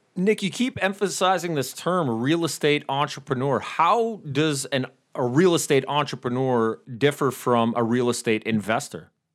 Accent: Canada; I'm from Canada

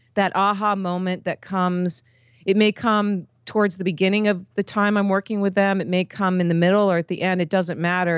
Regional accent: East Coast of the United States, United States; I grew up on the East Coast of the United States

